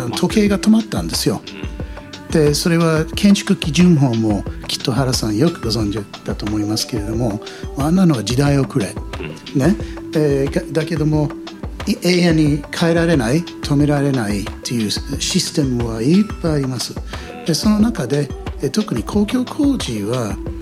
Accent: United States; Japanese is a second language; also born or lived in United Kingdom / Iya, Japan; now in Japan; 子供の頃の例えばアメリカにいた頃

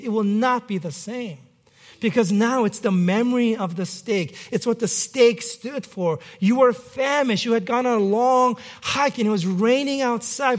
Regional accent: New York City, New York, United States; moved away; growing up in New York City

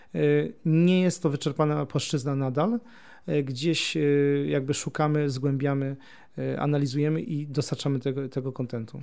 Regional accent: near Gniezno, Greater Poland, Poland; ja pochodzę spod Gniezna

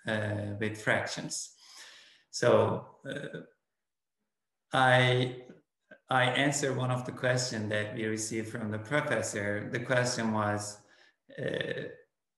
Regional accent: Turkey; first language Turkish; English is a second language; moved away as an adult; now in Oklahoma, United States; I am originally from Turkey, and I grew up in Turkey until my graduate years from college.

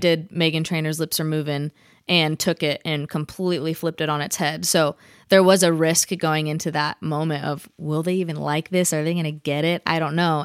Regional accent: Vacaville, California, United States; born or raised there

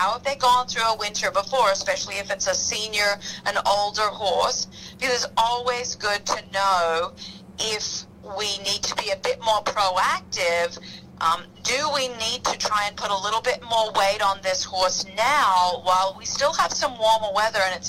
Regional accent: Australia; moved away; I grew up in Australia

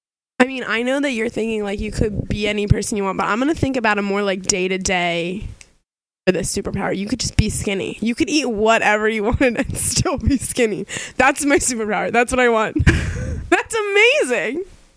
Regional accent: Delaware, United States; I don't think that Delawareans have very strong accents. We're all a little nasally.

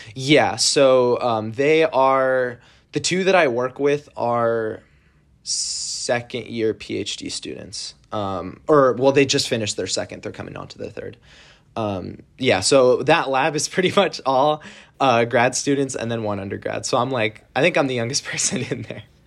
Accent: San Jose, California, United States; I'm from San Jose, California, in the Bay Area

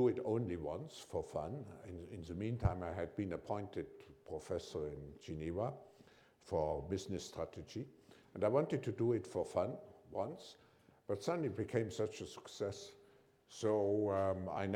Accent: Germany; my parents originally came from Switzerland, but I grew up in Germany and I was born just before the war

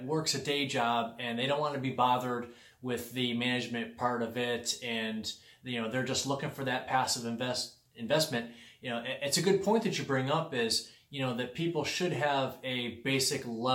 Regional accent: Connecticut, United States; I'm from Connecticut

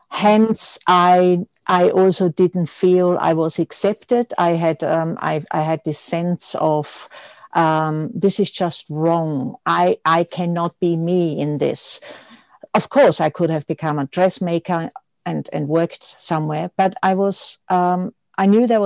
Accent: Austria; born there; English is a second language; I am Austrian born, as many people know, and some might notice with my accent, which is hardly there. I did a fashion degree in Austria

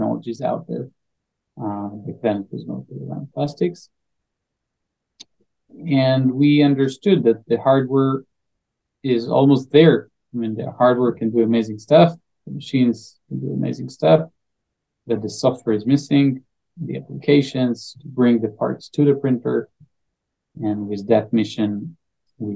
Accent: Israel; I'm from Israel, 38, father for three.

